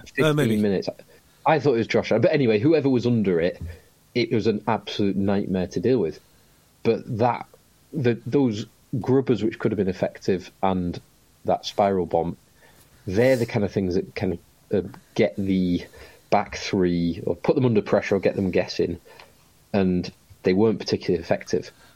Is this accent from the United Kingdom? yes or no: yes; England, United Kingdom; as an Englishman